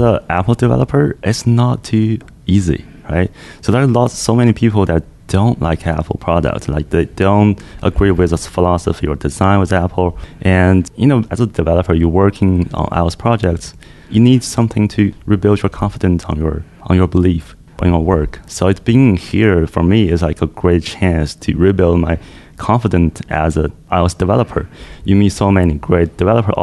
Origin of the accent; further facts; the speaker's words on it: China; now in Toronto, Canada; I'm from China, apparently, but I'm now living and working in Canada, Toronto.